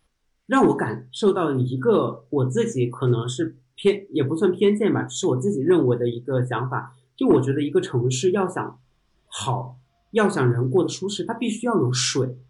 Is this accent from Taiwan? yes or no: no; Chongqing, China; moved away as an adult; also born or lived in Shenzhen / Beijing; 可能是因为我来自重庆，